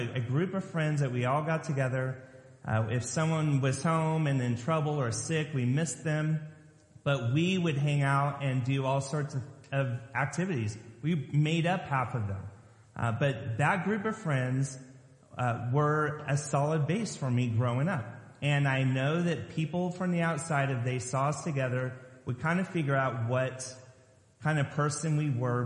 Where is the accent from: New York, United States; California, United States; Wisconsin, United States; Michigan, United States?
California, United States; Lompoc; moved away as an adult; now in Maryland, United States; Growing up in Lompoc, California, just south of Vandenberg Air Force Base